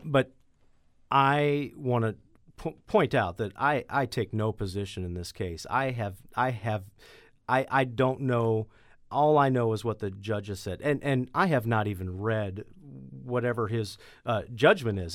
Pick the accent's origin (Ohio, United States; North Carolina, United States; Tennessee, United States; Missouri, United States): Missouri, United States; Chesterfield; now in Jefferson County, United States; I grew up in Manchester, Chesterfield area